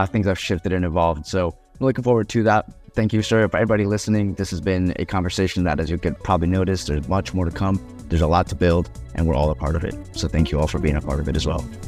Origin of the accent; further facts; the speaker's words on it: Colombia; I come from Colombia